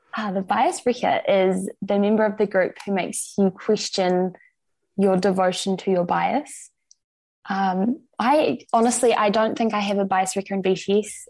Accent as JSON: {"language": "English", "town": "Christchurch", "region": "Canterbury", "country": "New Zealand", "tie": "born or raised there", "also_born_or_lived": "Dunedin, New Zealand", "lives_now": "Wellington, New Zealand", "said": "I grew up in Christchurch"}